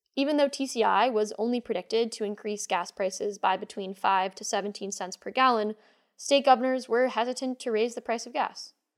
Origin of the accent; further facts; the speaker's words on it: Rhode Island, United States; My home state, Rhode Island